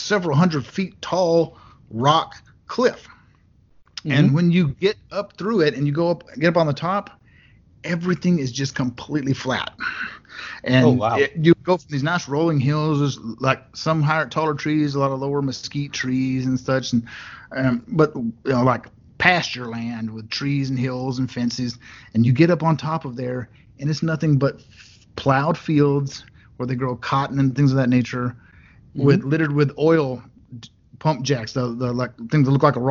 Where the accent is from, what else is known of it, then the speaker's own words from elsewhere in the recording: Western Texas, United States; also born or lived in Utah / California / Florida; I was raised in Western Texas, out up on the plains, where it's like flat nothingness